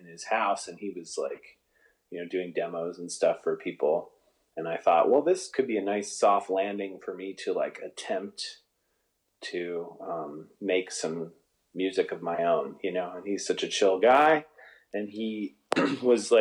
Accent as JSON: {"language": "English", "town": "Buffalo", "region": "New York", "country": "United States", "tie": "born or raised there", "moved": "yes", "said": "I grew up back east, and everyone back east calls everybody by their last name."}